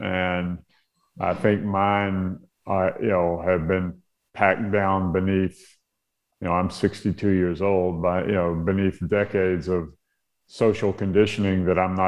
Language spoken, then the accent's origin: English; Mobile, Alabama, United States; my hometown of Mobile, Alabama